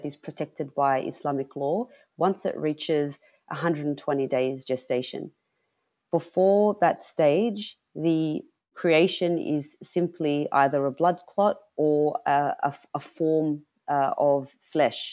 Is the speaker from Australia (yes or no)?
yes; Sydney, New South Wales, Australia; I was born and raised in Sydney, New South Wales, by two Lebanese migrant parents